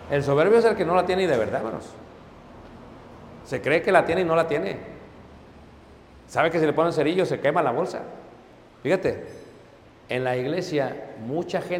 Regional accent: Mexico City, Mexico; Pues claro, hermano soy de Ciudad de México, no hay problema, ahorita lo arreglamos.

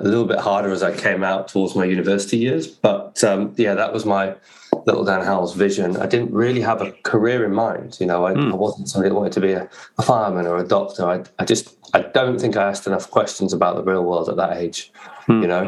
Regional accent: Warwickshire, West Midlands, United Kingdom; I grew up in the Midlands in the UK. So Warwickshire was the county I grew up in.

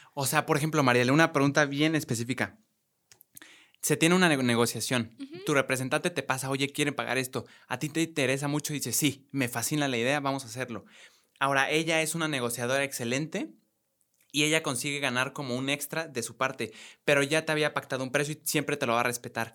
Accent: Mexico; los dos somos de aquí, de México

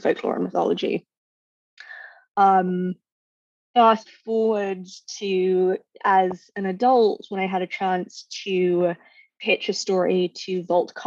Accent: London, United Kingdom; now in San Francisco Bay Area, United States; I grew up in Northwest London.

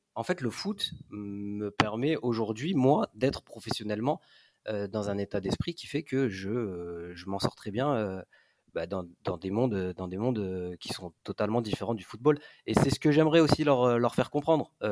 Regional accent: Grenoble, Auvergne-Rhône-Alpes, France; moved away as an adult; also born or lived in Nice; now in Marseille, France; je suis originaire de Grenoble.

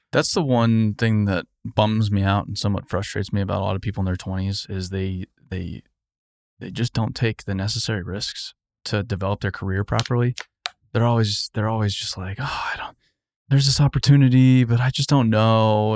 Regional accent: Arizona, United States; moved away as an adult; I moved away from Arizona

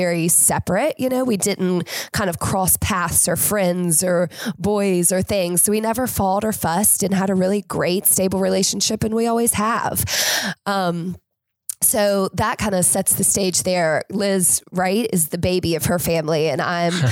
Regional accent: Winston-Salem, North Carolina, United States; I am from Winston-Salem.

